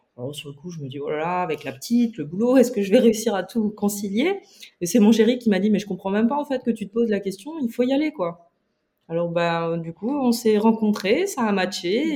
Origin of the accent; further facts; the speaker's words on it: eastern France, France; je viens également de l'Est de la France